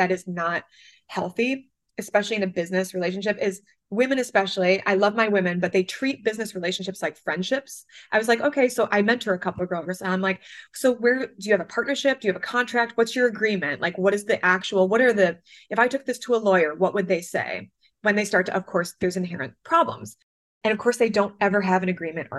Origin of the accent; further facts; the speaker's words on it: Michigan, United States; moved away as an adult; now in New York, United States; growing up in Michigan, I never even saw an argument until I moved to New York 14 years ago